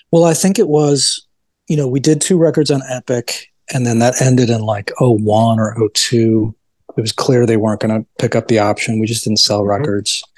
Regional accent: Evanston, Illinois, United States; also born or lived in Chicago; my parents moved to Evanston, so that would be seventy three

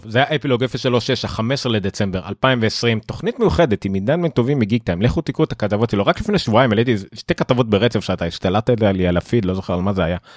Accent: Haifa, Haifa District, Israel; גדלתי איתם ב... לא יודע מה, בכרמל שם

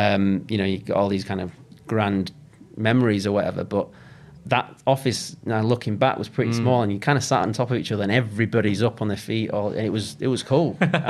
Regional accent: Huddersfield, Yorkshire and the Humber, United Kingdom; moved away as an adult; also born or lived in Lancaster / Manchester; I'm from Huddersfield originally. And then Lancaster, and then down into Manchester.

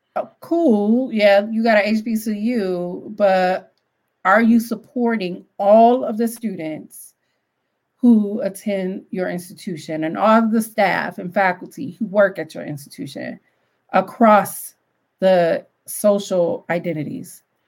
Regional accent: Detroit, Michigan, United States; I grew up on the west side and I grew up really close to Dearborn

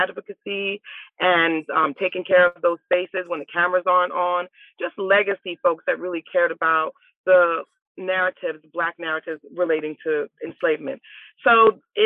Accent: Richmond, Virginia, United States; I think I was 7 or 8 years old when I moved to Richmond. So Richmond is my hometown

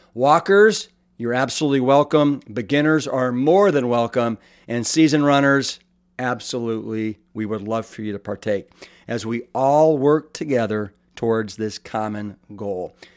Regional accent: Austin, Texas, United States; my hometown of Eclectic Iconic and then the capital of Texas, Austin

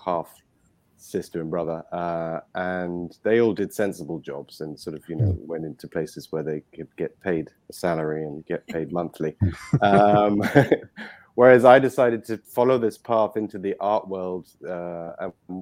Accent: London, United Kingdom; accent: British; moved away as an adult; now in Dominican Republic; My upbringing was in London. As you can probably hear, I am British

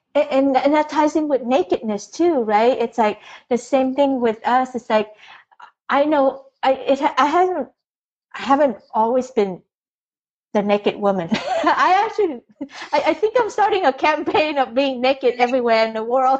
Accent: Vietnam; moved away; I was born in Vietnam, Catholic, firstborn

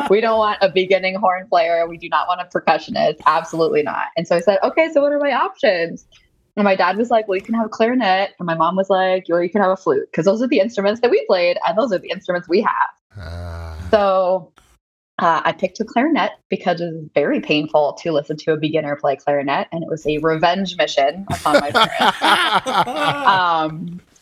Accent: Colorado, United States; I grew up in Colorado.

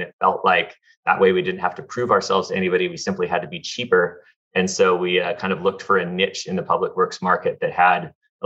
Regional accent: Southern California, United States; I grew up in Southern California, went to UCLA

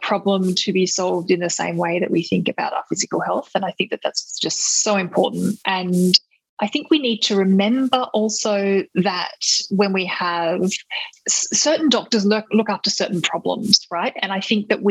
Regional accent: Australia; as an Australian citizen

